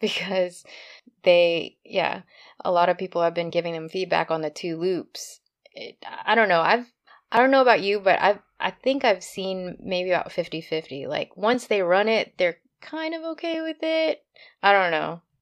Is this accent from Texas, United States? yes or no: yes; Texas, United States; I grew up in Texas